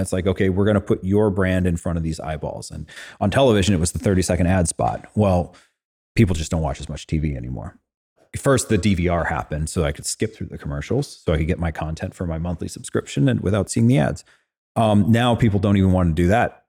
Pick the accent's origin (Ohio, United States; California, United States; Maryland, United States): California, United States; Fresno; I grew up in Fresno, California